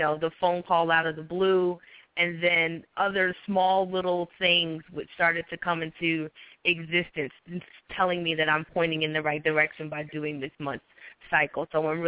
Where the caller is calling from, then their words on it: North Carolina, United States; I'm calling from North Carolina.